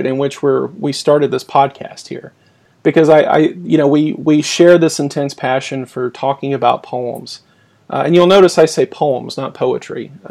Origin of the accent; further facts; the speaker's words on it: Louisiana, United States; now in Boston, United States; I'm originally from Louisiana